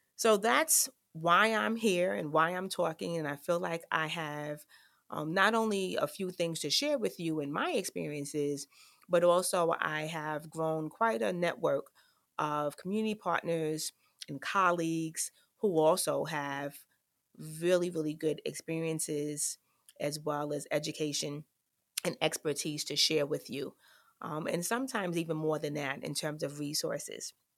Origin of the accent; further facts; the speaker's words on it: New York City, New York, United States; I grew up in the South Bronx, um, of New York, in the projects, Claremont Village to be exact